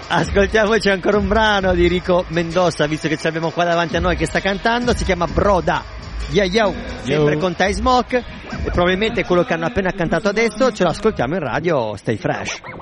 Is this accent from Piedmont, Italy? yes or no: yes; Bra, Piedmont, Italy; moved away; also born or lived in England / United States; Da Bra